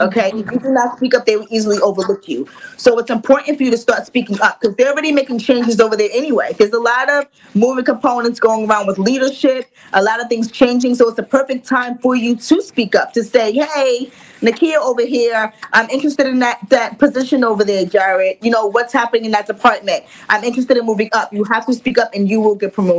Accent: New York City, New York, United States; I'm from Queens, New York. So I'm a turn up girl.

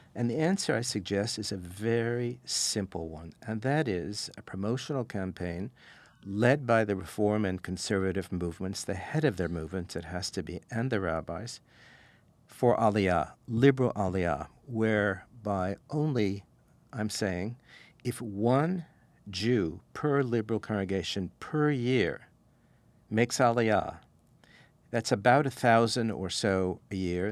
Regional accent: St. Louis, Missouri, United States; moved away as an adult; also born or lived in Claremont, California / Toronto; I grew up in Saint Louis, moved to L A when I was eighteen to go to college here in Claremont.

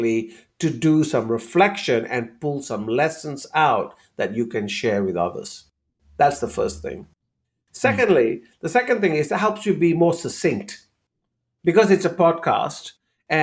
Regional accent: Malaysia; moved away; Growing up in Malaysia

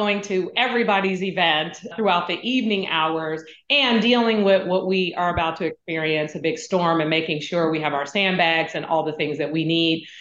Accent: San Francisco, California, United States; when I was growing up in San Francisco in public housing, my grandmother was raising me

